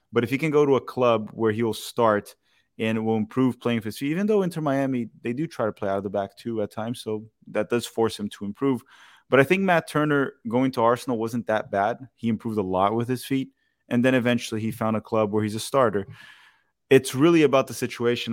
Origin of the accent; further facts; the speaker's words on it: Brazil; I'm from Brazil.